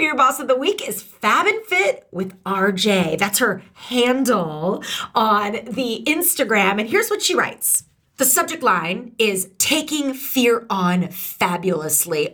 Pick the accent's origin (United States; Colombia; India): United States; St. Louis, Missouri; I'm from St. Louis